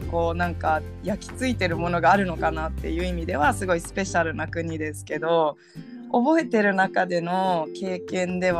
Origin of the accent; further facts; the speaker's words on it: Brazil; born there; also born or lived in United States / United Kingdom; 実はあのアメリカの前にブラジルにも行ってたんですけどでブラジルで生まれたんですね実は。